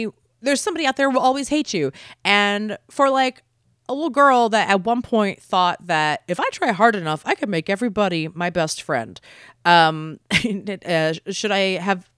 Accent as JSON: {"language": "English", "town": "Baltimore", "region": "Maryland", "country": "United States", "tie": "born or raised there", "moved": "as an adult", "lives_now": "Los Angeles, United States", "said": "growing up, I'm from Baltimore originally"}